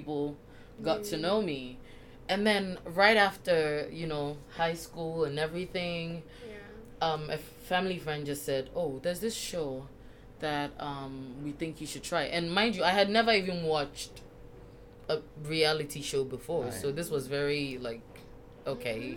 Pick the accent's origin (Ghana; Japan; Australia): Ghana; I am Ghanaian